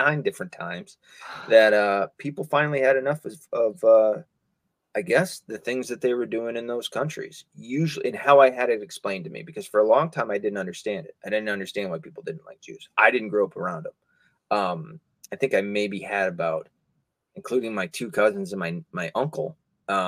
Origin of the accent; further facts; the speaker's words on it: the Bible Belt, United States; I was raised in the Bible Belt